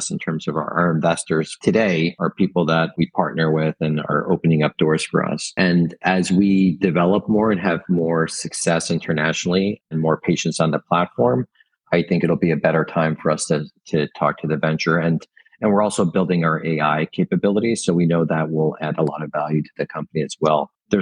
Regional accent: Italy; now in United States; I was born in Italy and I spend a lot of time in Europe

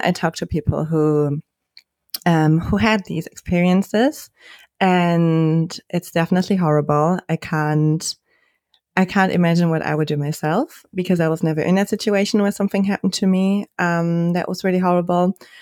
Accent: Germany; I'm from Germany

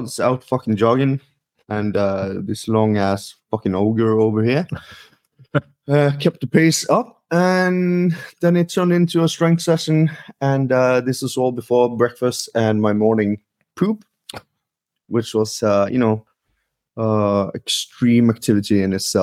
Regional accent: Norway; I'm a physiotherapist from Norway

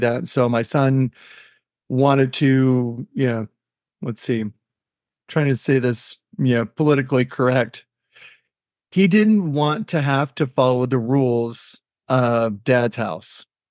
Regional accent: Pinole, California, United States; moved away as an adult; also born or lived in Sacramento, California / Rocklin, California; now in Billings, United States; I was born and raised in the Bay Area, East Bay, you know, so, you know, Pinole, Berkeley

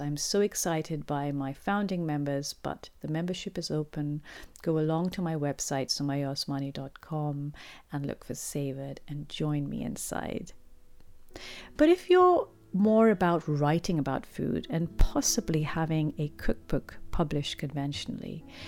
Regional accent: Pakistan; growing up in Pakistan

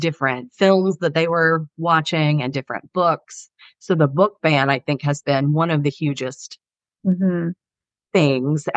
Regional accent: the South, United States; I'm from the South

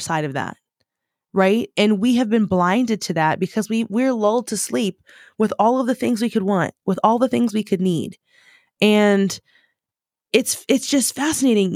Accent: United States; first language English; moved away as an adult; now in United Kingdom; as an American

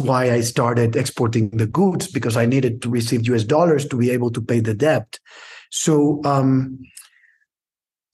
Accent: Monterrey, Nuevo León, Mexico; now in Mexico City, Mexico; we moved in 1980. I was 5 years old to Monterrey

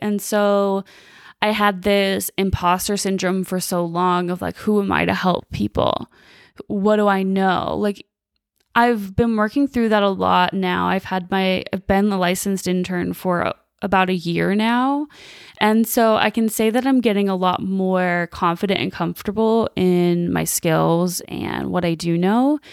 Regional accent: Chicago, Illinois, United States; moved away as an adult; now in Las Vegas, United States; So I'm originally from the Chicagoland area. Was born and raised there until I was about twenty-five.

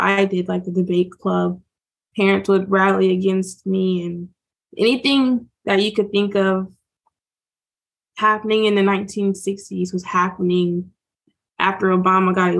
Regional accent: Southwest Virginia, United States; also born or lived in Charleston, South Carolina; we moved from South Carolina all the way up to Southwest Virginia

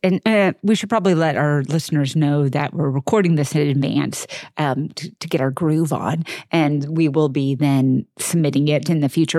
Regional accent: suburban Texas, United States; I'm from Texas, I mean, I'm from suburban Texas

